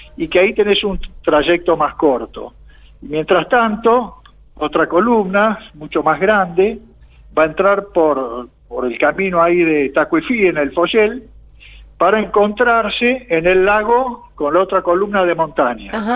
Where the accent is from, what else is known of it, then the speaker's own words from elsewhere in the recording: Argentina; como argentinos